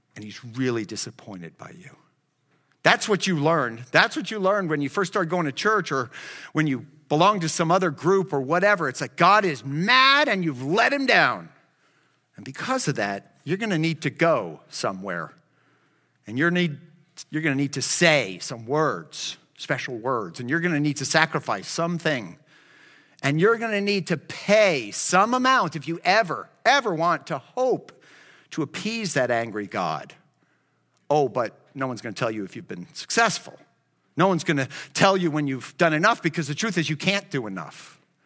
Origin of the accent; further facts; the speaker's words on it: Miami, Florida, United States; I grew up in Miami